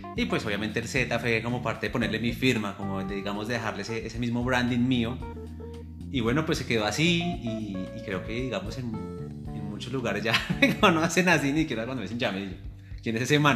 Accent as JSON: {"language": "Spanish", "town": "Tunja", "region": "Boyacá", "country": "Colombia", "tie": "born or raised there", "said": "siempre he estado orgulloso de mi ascendencia, del lugar donde nací y crecí, donde fui educado. Entonces, que siempre cuando me preguntan, yo siempre he dicho que, pues, que soy de Tunja, que soy de Boyacá"}